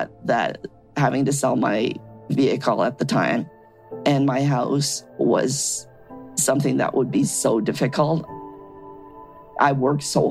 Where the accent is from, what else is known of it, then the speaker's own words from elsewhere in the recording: Canada; also born or lived in Shanghai, China / Edmonton, Alberta; was born in Shanghai, China. I was about 6 years old when I came here, so I've pretty much grown up in Canada